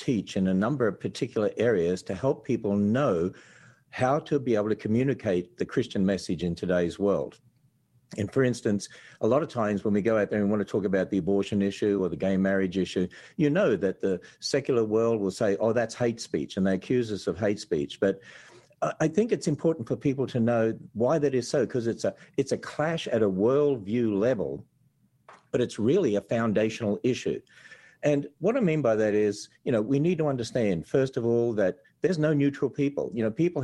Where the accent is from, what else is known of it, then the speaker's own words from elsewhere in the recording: Australia; accent: Australian; now in Kentucky, United States; people tell me this accent from Australia